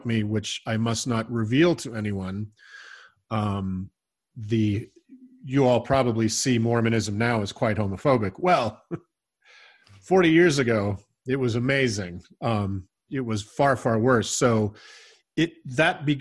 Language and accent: English; Salt Lake City, Utah, United States; growing up in the Salt Lake City of the 70s and 80s